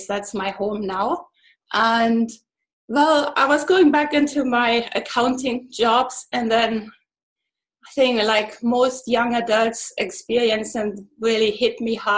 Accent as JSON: {"language": "English", "area": "east part of Germany", "region": "eastern Germany", "country": "Germany", "tie": "born or raised there", "second_language": "English", "moved": "as an adult", "said": "I'm German. I was born in Germany, actually in the east part of Germany."}